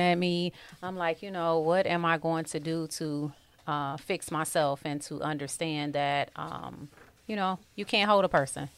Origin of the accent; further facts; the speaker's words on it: Detroit, Michigan, United States; born and raised on the East Side of Detroit